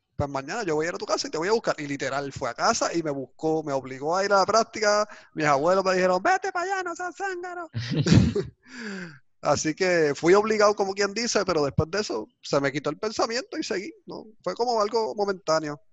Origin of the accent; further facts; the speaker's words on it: San Sebastián, Puerto Rico; en la escuela, en el boquete donde me crié, en San Sebastián